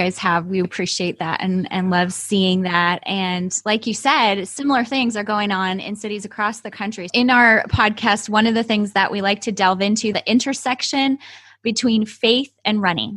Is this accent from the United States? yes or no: yes; Chicago, Illinois, United States; moved away as an adult; now in Fresno, United States; I'm from Chicago, but I've been here for 20 years now